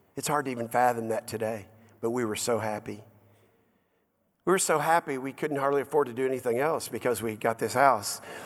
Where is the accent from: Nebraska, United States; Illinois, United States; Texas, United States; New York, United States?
Texas, United States; Dallas; the house that I grew up in in Dallas. South Dallas, of all places, Oak Cliff, Cockrell Hill